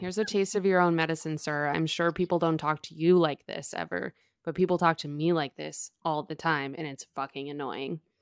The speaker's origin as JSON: {"language": "English", "town": "Boston", "region": "Massachusetts", "country": "United States", "said": "I'm from Boston"}